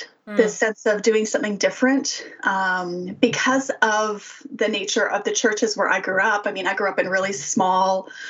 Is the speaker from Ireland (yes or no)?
no; Saskatchewan, Canada; also born or lived in Winnipeg / Calgary; I mean, I grew up in Saskatchewan and we moved to Winnipeg. And then by then we were living in Calgary.